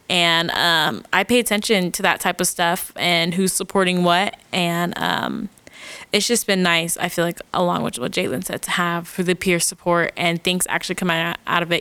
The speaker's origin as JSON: {"language": "English", "town": "Phoenix", "region": "Arizona", "country": "United States", "said": "I'm from Phoenix, Arizona"}